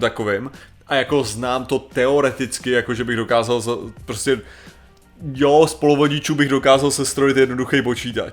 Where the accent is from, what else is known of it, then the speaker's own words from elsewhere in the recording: Czechia; já jako Čech